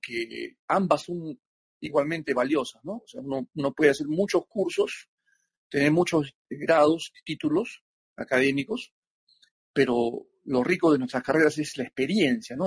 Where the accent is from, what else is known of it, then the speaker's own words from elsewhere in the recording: Lima, Peru; yo soy eh, natural de Lima, Perú